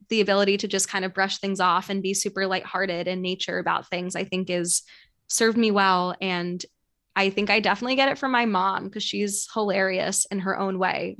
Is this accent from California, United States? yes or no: no; New York City, New York, United States; I grew up right near Central Park.